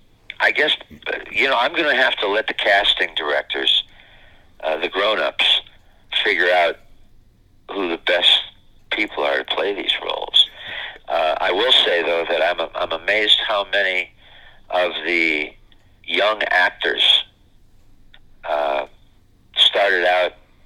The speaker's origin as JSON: {"language": "English", "region": "Midwest", "country": "United States", "said": "And, I'm this hick from the Midwest coming together and making it work."}